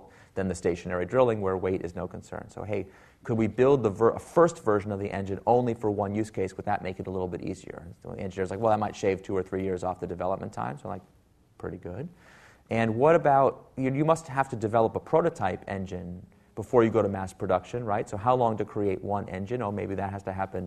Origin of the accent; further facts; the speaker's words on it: Silicon Valley, California, United States; I am from Silicon Valley